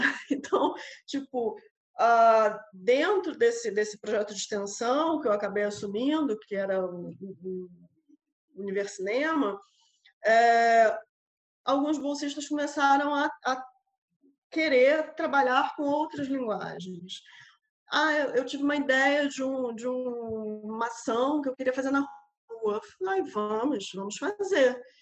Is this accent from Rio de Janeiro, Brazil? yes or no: yes; Rio de Janeiro, Brazil; moved away as an adult; also born or lived in Macapá, Amapá, Brazil; now in Coimbra, Portugal; nasci no Rio de Janeiro, por, porém me mudei para o extremo norte do país, para Macapá, e onde morei por uh, ah, 10 anos